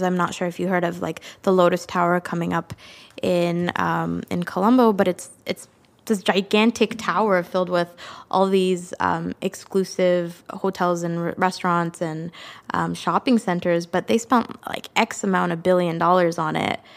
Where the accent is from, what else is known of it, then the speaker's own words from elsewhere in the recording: Canada; I wasn't born in Sri Lanka, but I am a Tamil Canadian